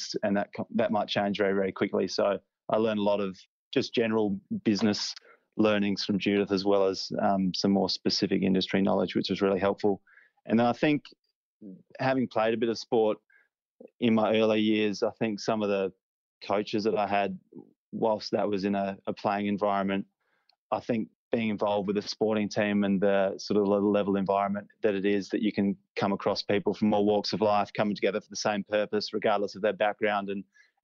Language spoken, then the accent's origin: English; Adelaide, South Australia, Australia; accent: Aussie; moved away as an adult; also born or lived in London, United Kingdom; now in Sydney, Australia; growing up in Adelaide